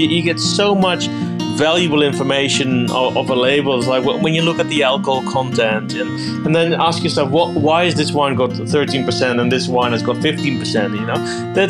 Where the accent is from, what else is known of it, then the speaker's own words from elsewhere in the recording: Eindhoven, North Brabant, Netherlands; born there; English is a second language; I was born in Eindhoven. So that is the southern part of Holland.